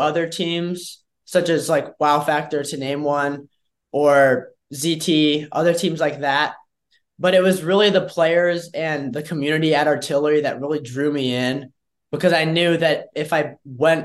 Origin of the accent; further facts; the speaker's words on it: Indiana, United States; I'm from Indiana